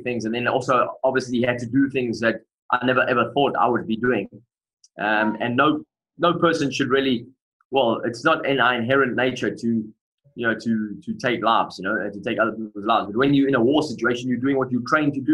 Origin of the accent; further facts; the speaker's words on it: Durban, KwaZulu-Natal, South Africa; accent: South African; moved away as an adult; also born or lived in England; now in Bucharest, Romania; I grew up in South Africa. I grew up in a place called Durban on the East Coast.